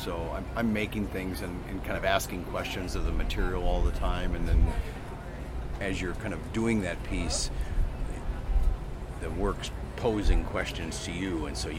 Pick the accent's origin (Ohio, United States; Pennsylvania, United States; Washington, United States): Ohio, United States; Cleveland; I'm from Cleveland, Ohio